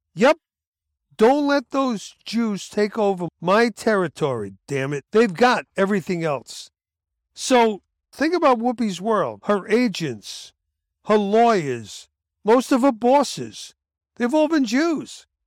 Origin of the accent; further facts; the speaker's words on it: New York City, New York, United States; also born or lived in Bronx; I'm from Brooklyn